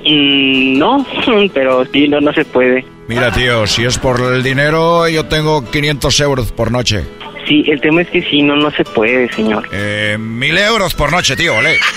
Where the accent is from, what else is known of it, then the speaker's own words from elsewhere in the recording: Spain; como sabéis, vengo de España y no sé cómo se pronuncia correctamente el volcán que está en, eh, en México.